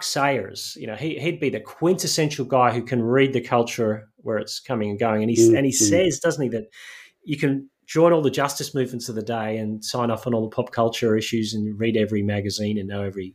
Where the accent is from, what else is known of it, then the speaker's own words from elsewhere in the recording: Northern Ireland, United Kingdom; I grew up in Northern Ireland